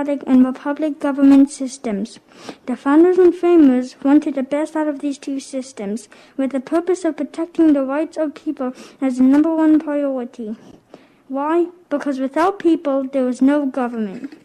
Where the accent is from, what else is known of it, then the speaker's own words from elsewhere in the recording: Mechanicsville, Maryland, United States; I am 10 years old, and I'm from Mechanicsville, Maryland.